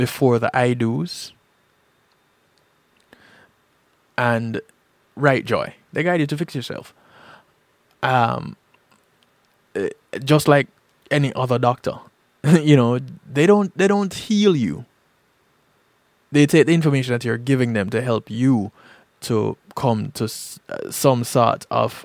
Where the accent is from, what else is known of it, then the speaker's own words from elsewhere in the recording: Jamaica; growing up in Jamaica